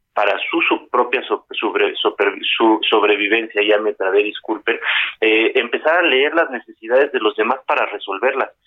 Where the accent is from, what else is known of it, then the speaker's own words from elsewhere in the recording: Mexico; todos aquellos que somos mexicanos, qué orgullo ser parte de este gran país